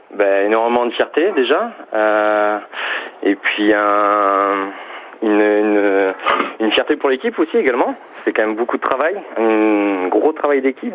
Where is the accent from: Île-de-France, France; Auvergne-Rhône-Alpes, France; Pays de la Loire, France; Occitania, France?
Occitania, France; Toulouse; je viens de Toulouse